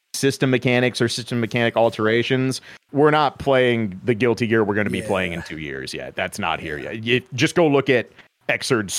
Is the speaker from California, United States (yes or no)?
no; Des Moines, Iowa, United States; I am from Central Iowa, capital city, Des Moines